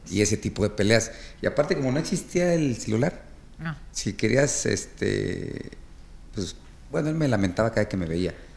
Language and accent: Spanish; Mexico